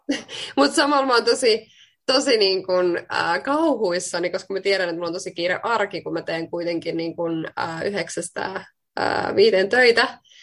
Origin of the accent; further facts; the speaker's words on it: Finland; also born or lived in Queensland, Australia / Bali, Indonesia / Spain; now in Sydney, Australia; mä tuun Suomesta